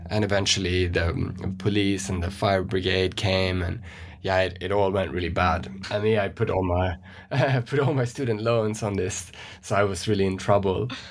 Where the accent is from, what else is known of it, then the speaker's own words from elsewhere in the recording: West Coast of Sweden, Sweden; moved away; if we start in Sweden, where I grew up, I'm from the West Coast.